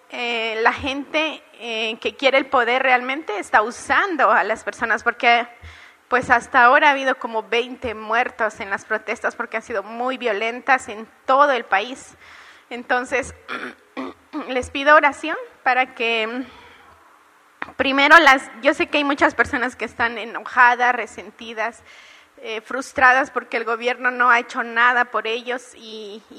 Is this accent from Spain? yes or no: no; Peru; soy la única peruana acá, Nilton me abandonó.